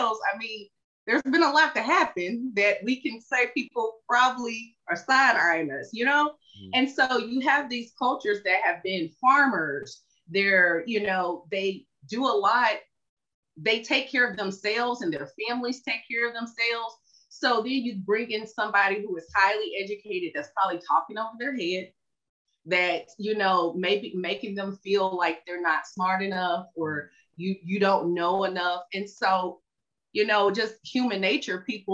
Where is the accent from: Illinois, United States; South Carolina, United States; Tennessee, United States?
Tennessee, United States; moved away as an adult; now in Dallas, United States; I'm from Tennessee